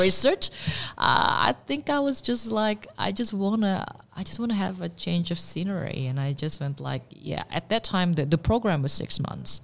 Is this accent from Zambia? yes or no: no; Indonesia; also born or lived in Singapore / Paris, France; now in Melbourne, Australia; I was born in Indonesia and I did my college in Singapore